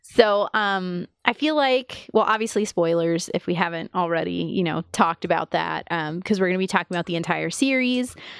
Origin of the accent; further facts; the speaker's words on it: United States; as an American